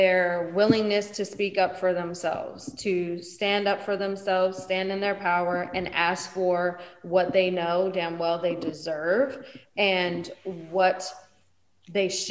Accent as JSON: {"language": "English", "region": "East Coast", "country": "United States", "said": "I'm from the East Coast"}